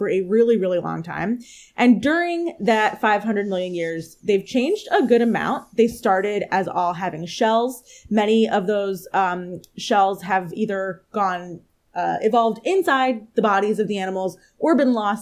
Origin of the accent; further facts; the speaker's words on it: outside of Philadelphia, Pennsylvania, United States; I grew up right outside of Philadelphia